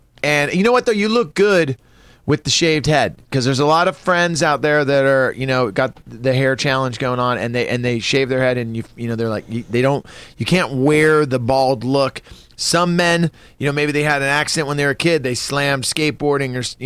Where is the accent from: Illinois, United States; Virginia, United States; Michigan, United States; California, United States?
California, United States; Northern; also born or lived in Philadelphia, Pennsylvania; I was raised in California. Born, though, Philadelphia